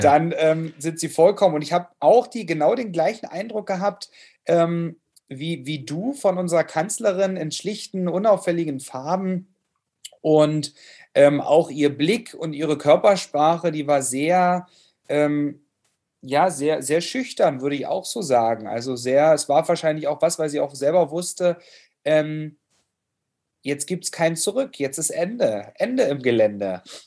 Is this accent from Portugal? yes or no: no; Germany; moved away; ich bin im Urlaub in Lau im Lautzer Seenland. Ähm, wie kann es anders sein? Ähm, in meiner Heimat zur Gegend